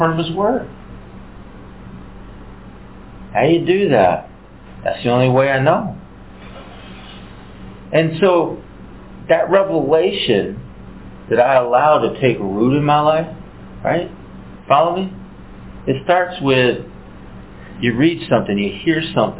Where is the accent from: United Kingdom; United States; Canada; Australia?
United States; we're from America